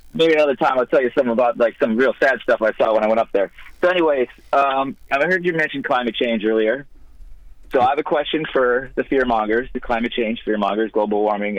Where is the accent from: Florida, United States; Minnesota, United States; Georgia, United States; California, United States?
Minnesota, United States; Minneapolis; moved away; I'm from Minneapolis originally.